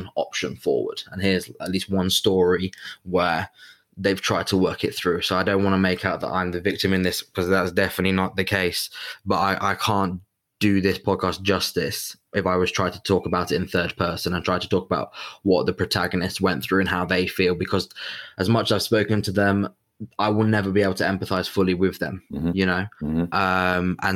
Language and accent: English; England, United Kingdom; I'm half Italian, have a very or had at least a very close link to my Italian family, very identified as an Italian, even though I was brought up in England, lived in England